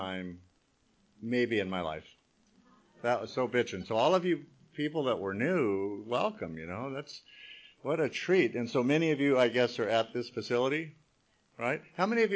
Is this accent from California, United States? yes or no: yes; Long Beach, California, United States; I was born and raised in Long Beach